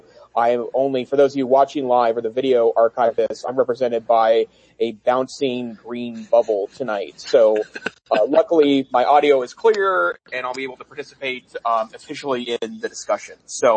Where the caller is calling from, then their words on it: Gardner, Montana, United States; And I'm joining tonight from Gardner, Montana, which is just north of the main entrance of the Yellowstone National Park.